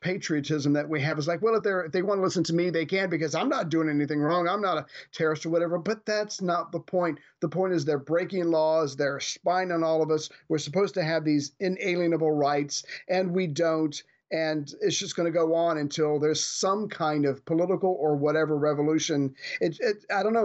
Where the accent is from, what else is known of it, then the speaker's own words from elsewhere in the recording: United States; as an American